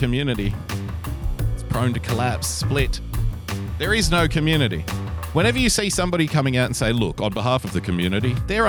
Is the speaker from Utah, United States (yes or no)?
no; Brooklyn, New York, United States; Growing up in Brooklyn...